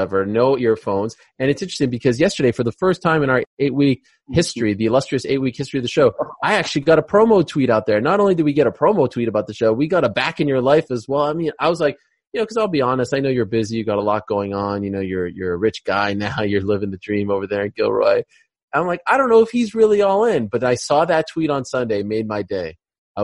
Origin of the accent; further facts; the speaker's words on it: Canada; now in United States; as a Canadian in the limelight, especially living in America